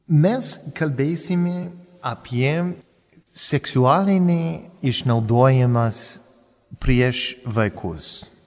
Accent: United States; first language English; Lithuanian is a second language; now in Palendriai, Lithuania; nesu lietuvis, esu amerikietis ir kalbėti lietuviškai tai gražiai, bet gana sudėtinga.

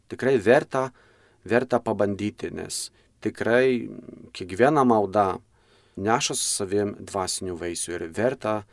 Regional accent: Poland; moved away as an adult; now in Lithuania; aš pats esu kilęs iš, iš Lenkijos.

